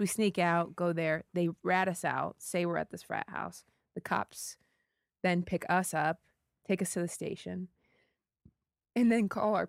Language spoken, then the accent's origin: English; Ohio, United States; I grew up in Ohio. There's not a ton to do.